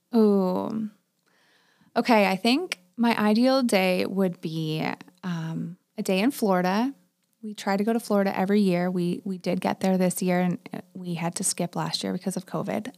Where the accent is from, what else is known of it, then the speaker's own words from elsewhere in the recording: Waterloo, Ontario, Canada; also born or lived in Palmerston; I grew up in Waterloo